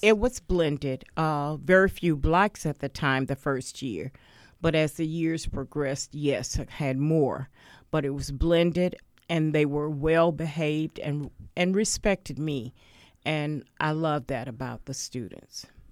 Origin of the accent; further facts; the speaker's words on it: Wilmington, North Carolina, United States; I grew up in Wilmington in housing